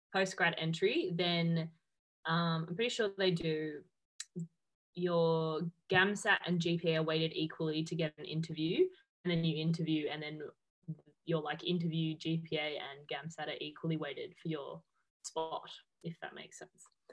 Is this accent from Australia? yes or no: yes; Melbourne, Victoria, Australia; moved away as an adult; now in Perth, Australia; I'm originally from Melbourne and I just moved to Perth um, in January this year